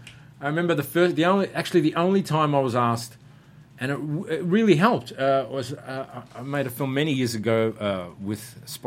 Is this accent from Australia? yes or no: yes; Australia